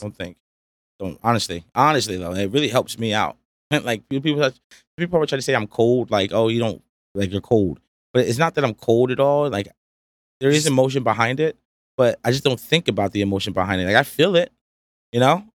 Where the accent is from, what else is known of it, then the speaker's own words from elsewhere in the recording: Rahway, New Jersey, United States; I'm from Rahway, you know, New Jersey.